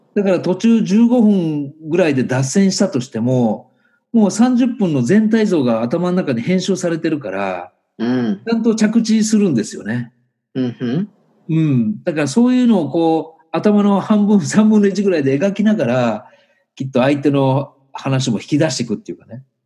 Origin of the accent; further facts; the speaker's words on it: Nagoya, Aichi, Japan; 僕はやっぱり名古屋で生まれて、ね、日本にずっと住んでるんだけど